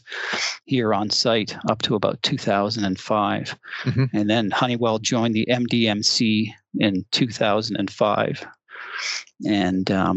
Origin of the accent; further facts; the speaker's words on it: Toronto, Ontario, Canada; moved away as an adult; now in Tempe, United States; I'm actually from the Toronto area originally